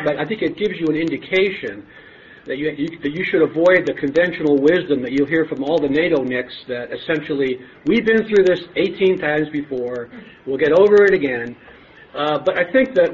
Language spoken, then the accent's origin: English; Cleveland, Ohio, United States; moved away as an adult; also born or lived in Toledo, Ohio; now in Washington, United States; I was born in Toledo and grew up in Cleveland